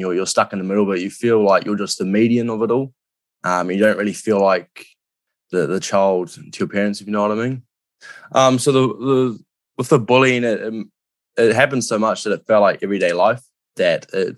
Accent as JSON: {"language": "English", "country": "New Zealand", "tie": "born or raised there", "said": "I think over in NZ, it's, especially as a male, it's really, you know, you've got to be a bloke from the get-go."}